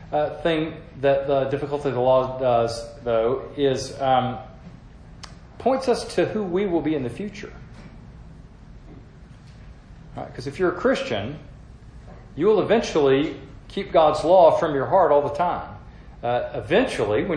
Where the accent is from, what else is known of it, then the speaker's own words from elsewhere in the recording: the South, United States; as a Southerner